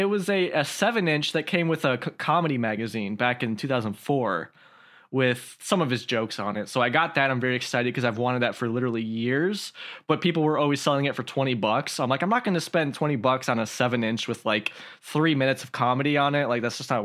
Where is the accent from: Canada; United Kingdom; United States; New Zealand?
United States; Midwest; I'm from the Midwest like you are, Calvin